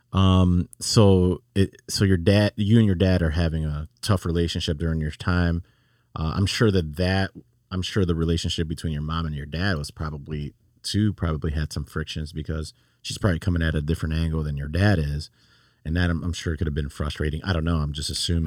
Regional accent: Chicago, Illinois, United States; now in Laredo, United States; I'm from Chicago.

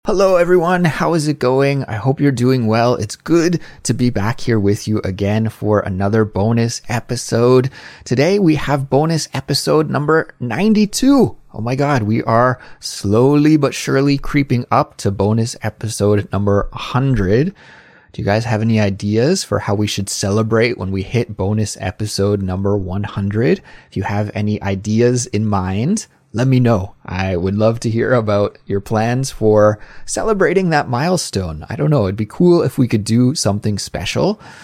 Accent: Canada; now in South Korea; a Canadian living abroad in South Korea.

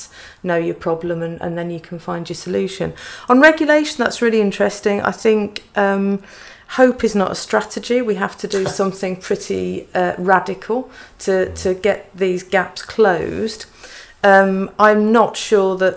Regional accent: Black Country, West Midlands, United Kingdom; I'm from the Black Country too

